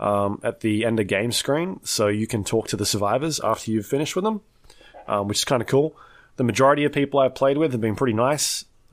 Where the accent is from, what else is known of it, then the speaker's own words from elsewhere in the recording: New Zealand; Are you from Australia? No, we're from New Zealand.